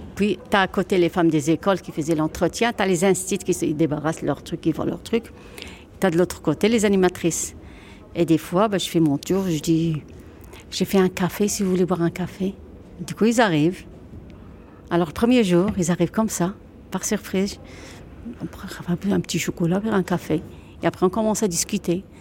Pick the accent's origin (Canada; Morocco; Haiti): Morocco; Oujda, Oriental; now in Dunkirk, France; J'ai grandi au Maroc. C'était à Oujda